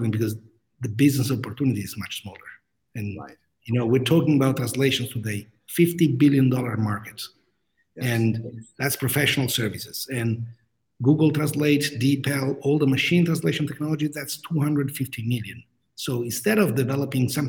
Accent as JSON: {"language": "English", "town": "Rome", "region": "Lazio", "country": "Italy", "also_born_or_lived": "Grenoble, France", "moved": "as an adult", "said": "I'm originally from Rome, Italy."}